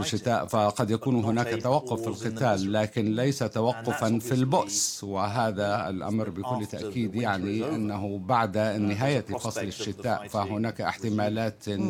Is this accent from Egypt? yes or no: no; United Kingdom; بصفتي بريطاني